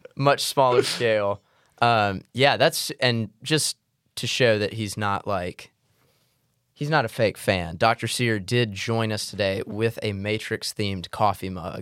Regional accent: Mississippi, United States; I'm from Mississippi. We do biscuits.

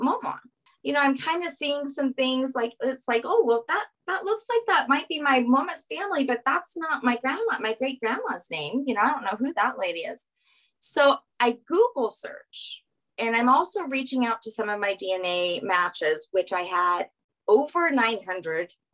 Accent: Louisiana, United States; I'm from Louisiana

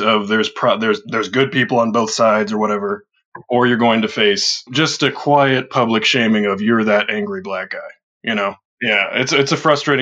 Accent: Edwardsville, Illinois, United States; growing up in Edwardsville, or Madison County in general

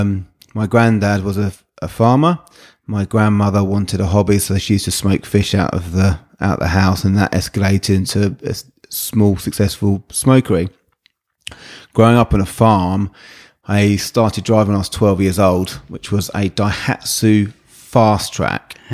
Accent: Brighton, South East England, United Kingdom; growing up around the Brighton area

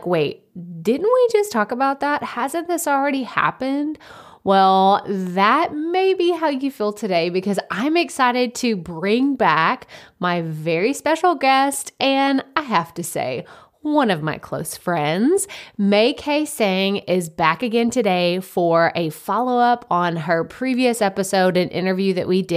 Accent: Texas, United States; I'm from Texas

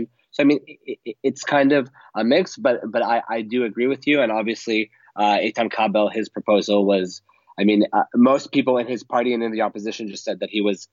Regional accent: Canada; now in Israel; I am originally Canadian

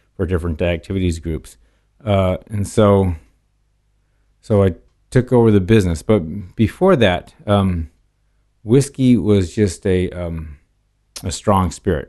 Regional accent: California, United States; also born or lived in Portland, Oregon; most of my life since age three or five, I believe, has been in California

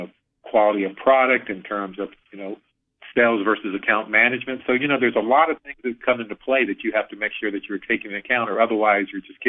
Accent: the South, United States; it's an old Southern phrase that I'm from the South

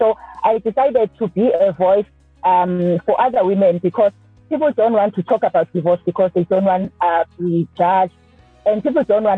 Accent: Durban, KwaZulu-Natal, South Africa; I am born and bred in Durban, KwaZulu-Natal

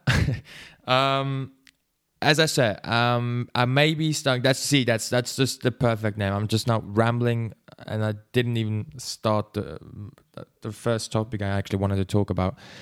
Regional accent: Switzerland; English is a second language; I am from Switzerland, so that's why my English is probably not the best

